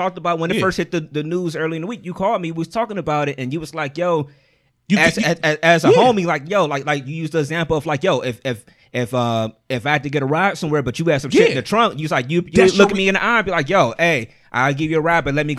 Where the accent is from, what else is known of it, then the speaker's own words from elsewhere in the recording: Ohio, United States; I'm from Ohio